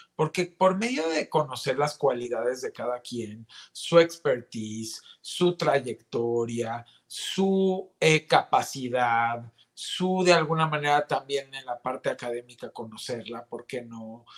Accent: Mexico; todos somos mexicanos

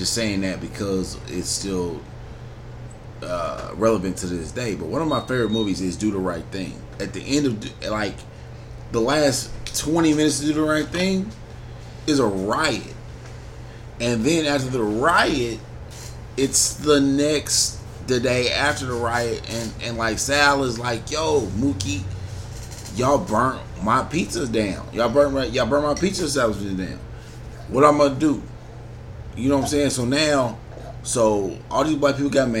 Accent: United States; I'm an American citizen at the end of the day. I'm an American

